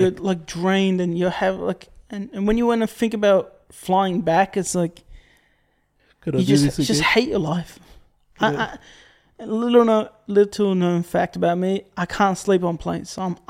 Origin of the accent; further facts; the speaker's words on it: Australia; being Australian.